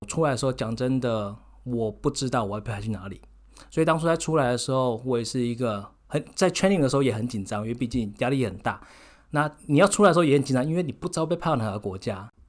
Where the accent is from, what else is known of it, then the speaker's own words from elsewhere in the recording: Taiwan; now in Netherlands; 就像我们台湾人聚在一起，你如果在跟台湾人讲话，你会自动转成中文